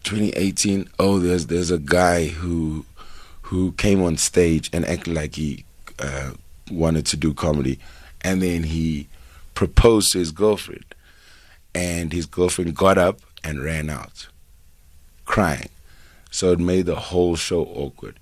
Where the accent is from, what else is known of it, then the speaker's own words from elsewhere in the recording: Durban, KwaZulu-Natal, South Africa; moved away as an adult; also born or lived in Melville, Johannesburg; now in Johannesburg, South Africa; growing up in Durban